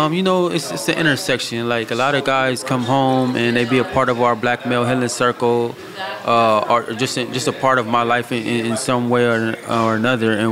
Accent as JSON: {"language": "English", "region": "West Coast", "country": "United States", "said": "I'm from the West Coast"}